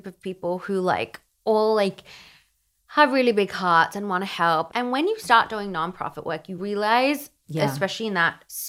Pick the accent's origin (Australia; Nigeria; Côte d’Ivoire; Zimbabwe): Australia; I'm from down under.